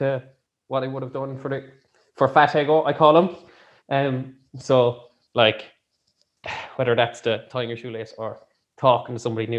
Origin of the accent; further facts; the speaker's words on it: Ireland; as an Irish people